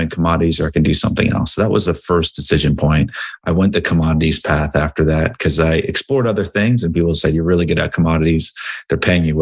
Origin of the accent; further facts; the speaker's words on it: Cranbury, New Jersey, United States; So I grew up in a small town called Cranberry, New Jersey, which is right outside of Princeton, New Jersey.